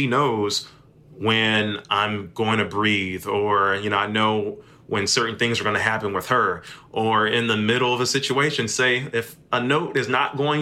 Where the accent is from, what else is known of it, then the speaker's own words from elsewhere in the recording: Memphis, Tennessee, United States; moved away as an adult; also born or lived in Austin, Texas / Arkadelphia, Arkansas; Memphis is my hometown. I grew up here